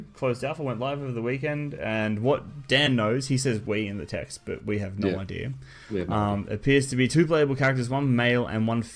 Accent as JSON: {"language": "English", "country": "Australia", "said": "We're Australian"}